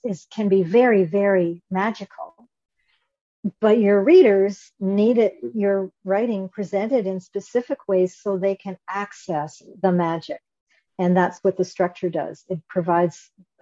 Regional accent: Canada; I'm Canadian, so I say

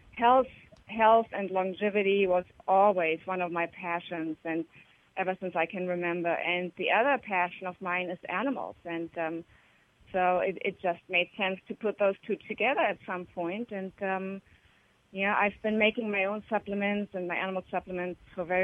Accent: Germany; moved away; I grew up in Germany

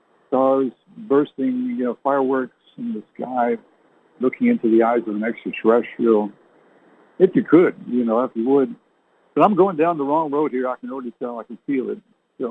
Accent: Canada; born there; You know, my parents were English. But I never learned to speak like they did because I was born in Canada.

